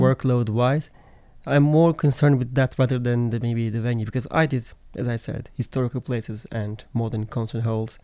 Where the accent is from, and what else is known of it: Turkey